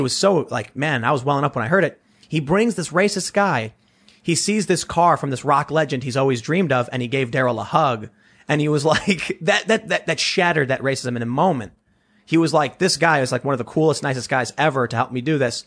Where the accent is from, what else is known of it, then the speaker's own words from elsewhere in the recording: Chicago, Illinois, United States; moved away as an adult; now in South Jersey, United States; growing up in Chicago